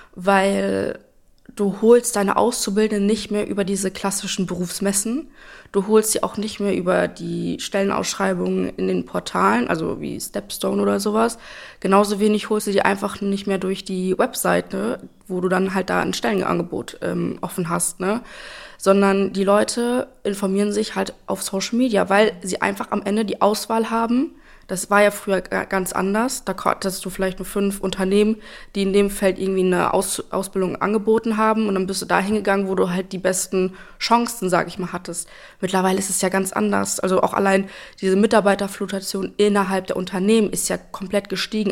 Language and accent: German; Espelkamp, North Rhine-Westphalia, Germany; now in Lübbecke, Germany; ich bin aufgewachsen in Espelkamp und bin dort auch zur Schule gegangen